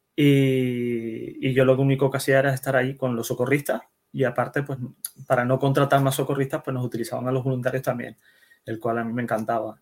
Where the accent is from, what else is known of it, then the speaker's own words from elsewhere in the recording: Netherlands; Yo nací en Holanda, ¿vale? Yo soy hijo de inmigrantes